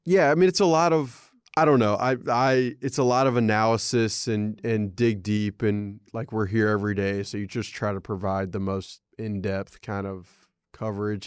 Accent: Alabama, United States; growing up in Alabama

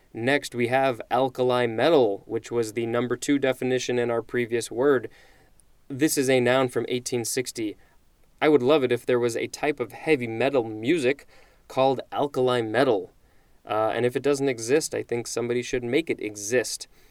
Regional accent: United States

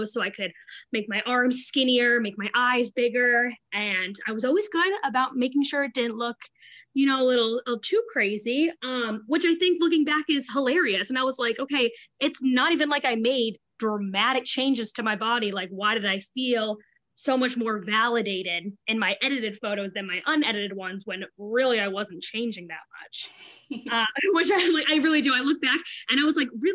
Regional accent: Providence, Rhode Island, United States; I'm from Providence, Rhode Island

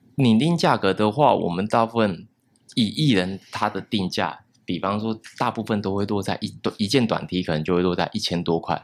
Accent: Taiwan; 怎么把它融合到我们台湾人最接受的东西

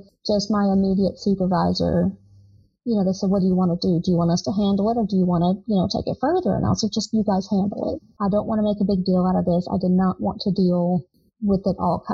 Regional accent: Southern, United States; accent: crazy Southern; moved away as an adult; I'm from a small town. Of course, my accent was crazy Southern.

